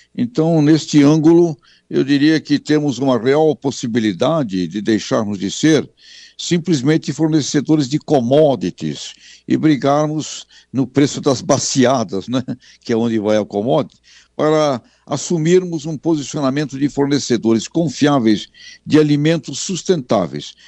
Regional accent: Brazil

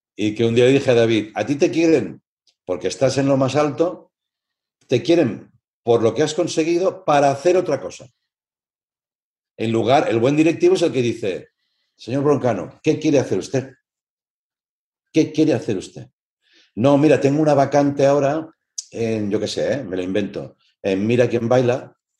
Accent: Tarragona, Catalonia, Spain; also born or lived in Barcelona; yo soy de Tarragona y yo estudiaba en Barcelona

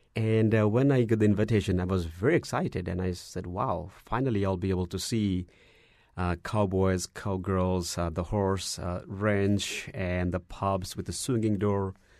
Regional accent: Dhaka, Dhaka Division, Bangladesh; moved away as an adult; also born or lived in Dallas, Texas; now in United States; I was born in Bangladesh, in the capital city, uh, Dhaka

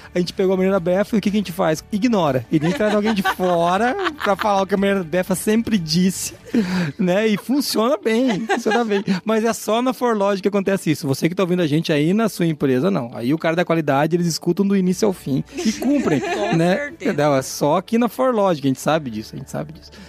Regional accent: Paraná, Brazil; Eu sou paranaense

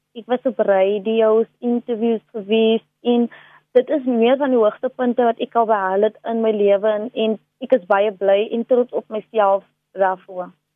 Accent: Delft, Western Cape, South Africa; ek het basies in Delft opgegroei.

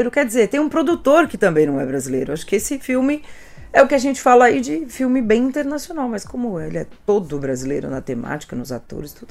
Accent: Brazil; nós como brasileiros

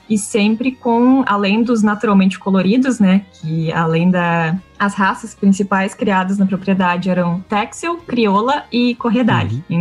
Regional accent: São Pedro do Sul, Rio Grande do Sul, Brazil; also born or lived in Paraguay; sou natural, uh, nascida e criada em São Pedro do Sul, região central do Rio Grande do Sul

